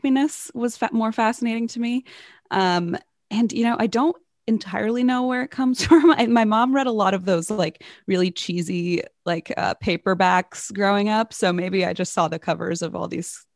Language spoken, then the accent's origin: English; Cincinnati, Ohio, United States; moved away as an adult; we moved back to my hometown in Cincinnati